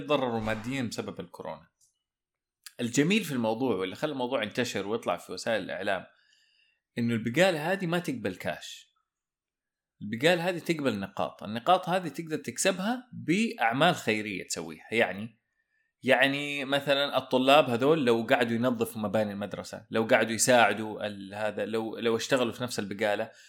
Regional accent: Saudi Arabia; إحنا عندنا في السعودية

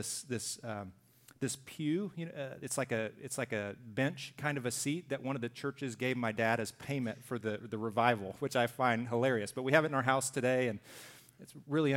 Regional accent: Deep South, United States; I grew up in the Deep South

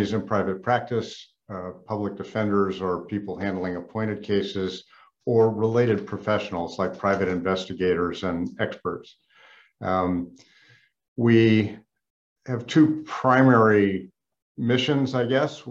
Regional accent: San Diego, California, United States; also born or lived in Santa Barbara; I was born in San Diego in 1950, grew up in the 60s and 70s

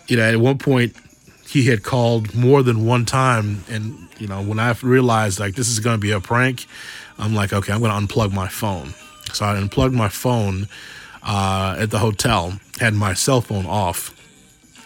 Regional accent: Chicago, Illinois, United States; I grew up here in Chicago and born and raised here

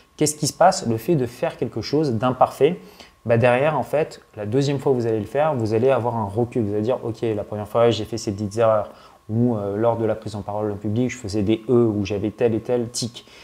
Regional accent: France; also born or lived in Paris; quand on est français

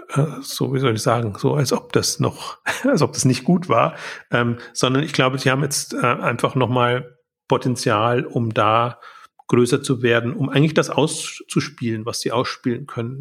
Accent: Germany; als Deutscher, der in der Schweiz ist

